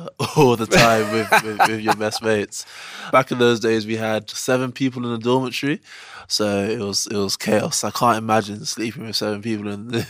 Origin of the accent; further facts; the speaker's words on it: Edgware, London, United Kingdom; also born or lived in Cricklewood, London / Nigeria (family origin); First couple of years I was in Cricklewood, then we moved to Edgware, as which where my family home is still today.